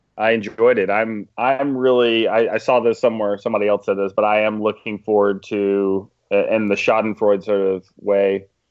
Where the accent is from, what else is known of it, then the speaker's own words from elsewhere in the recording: Georgia, United States; moved away; We're from Alabama and, uh, Georgia respectively